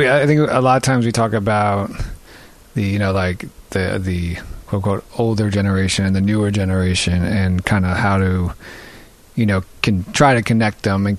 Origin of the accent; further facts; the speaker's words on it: New York, United States; I'm born and raised in New York.